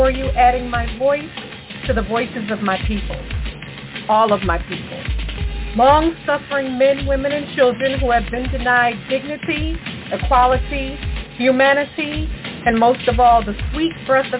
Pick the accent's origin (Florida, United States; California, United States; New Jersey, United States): New Jersey, United States; North; a native of North New Jersey